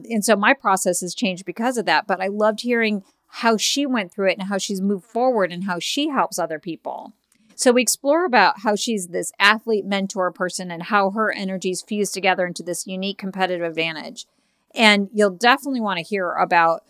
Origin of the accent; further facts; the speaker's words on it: Chicago, Illinois, United States; I'm from Chicago